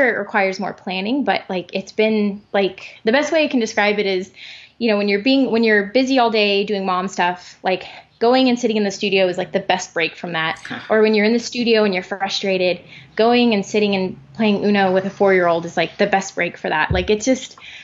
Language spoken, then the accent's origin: English; Springfield, Missouri, United States; in Springfield, Missouri, my hometown